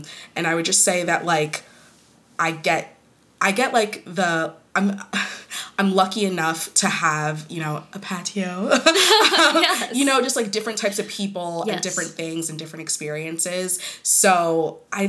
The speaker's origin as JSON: {"language": "English", "country": "United States", "tie": "born or raised there", "said": "Growing up Kenyan American"}